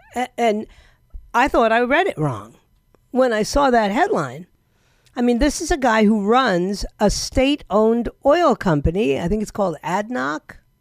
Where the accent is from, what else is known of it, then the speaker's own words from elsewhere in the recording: New York City, New York, United States; now in Florida, United States; I'm actually from New York